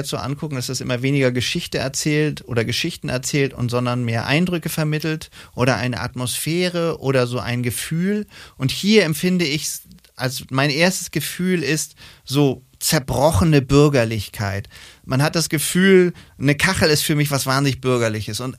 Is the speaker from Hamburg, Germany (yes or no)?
yes; Hamburg, Germany; Ich bin Hamburger, ja.